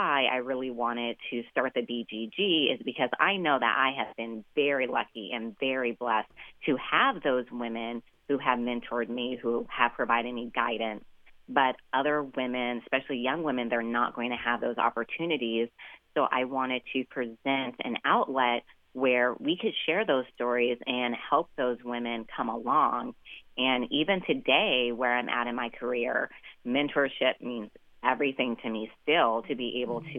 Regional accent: Nevada, United States; Nevada, my home state

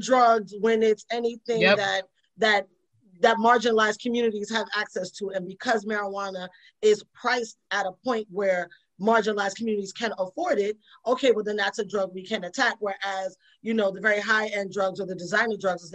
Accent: New York City, New York, United States; I grew up in the Bronx in the 80s

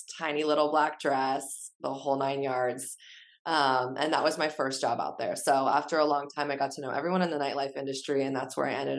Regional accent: San Diego, California, United States; also born or lived in Chicago; I'm from San Diego and my dad owned a PR firm growing up

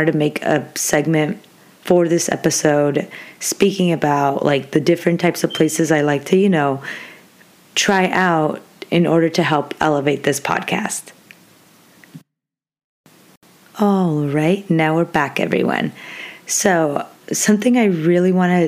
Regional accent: Orange County, California, United States; moved away as an adult; now in Stanislaus County, United States; I'm living like 6-7 hours away from my hometown because I'm originally from Orange County

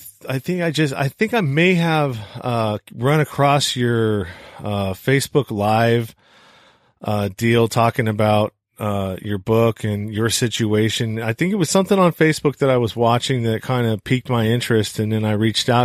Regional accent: the Bay Area, California, United States; I come from California, which is a little bit more progressive and, you know, I'm from the Bay Area. So, you know, I guess I was raised in a more, melting pot kind of, situation

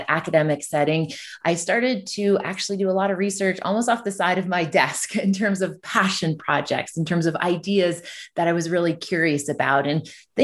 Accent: Ontario, Canada; So I'm from Canada. So I'm from a community that's tucked between Toronto and Ottawa. So I'm originally from Ontario.

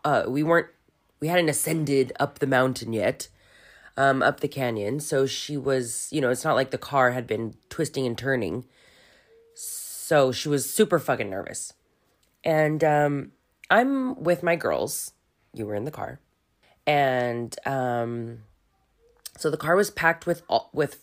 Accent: Hacienda Heights, California, United States; now in Germany; Most of my childhood I spent in Hacienda Heights, which is a little suburb east

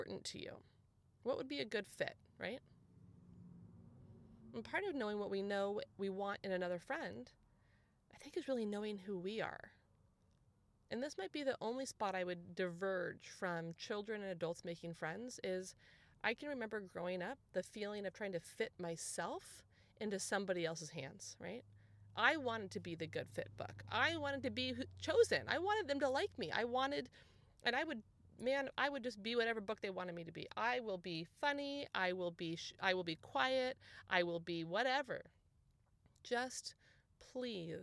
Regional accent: San Clemente, California, United States; also born or lived in Dana Point; we moved home to our hometown. So, I mean, you guys, our move was like 10 minutes, okay? But we moved from Dana Point to San Clemente. So I moved back to like where I went to high school and junior high and elementary school

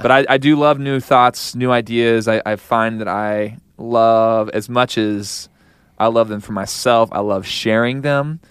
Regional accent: Kansas City, United States; I'm from Kansas City

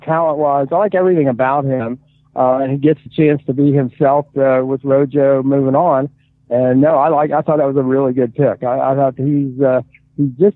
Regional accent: Midwest, United States; moved away; I grew up in the Midwest

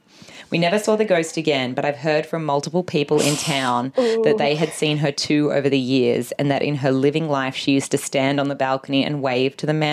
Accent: Narrabri, New South Wales, Australia; Never, ever in my hometown of Narrabri.

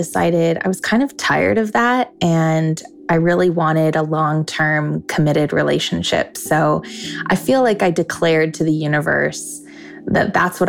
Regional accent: Sun Valley, Idaho, United States; I'm from Sun Valley, Idaho

